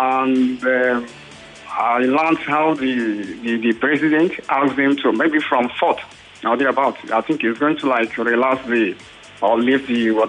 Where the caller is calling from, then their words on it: Badagry, Lagos, Nigeria; I'm calling from Badagry.